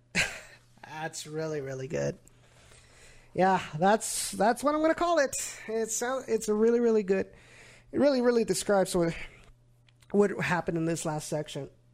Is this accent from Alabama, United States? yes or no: no; Rio Grande Valley, Texas, United States; it represents my hometown